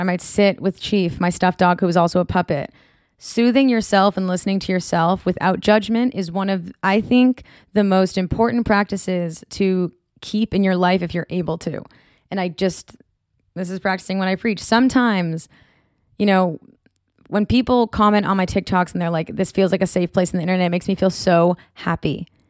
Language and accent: English; Marblehead, Massachusetts, United States; moved away as an adult; now in California, United States; I'm from Marblehead, Massachusetts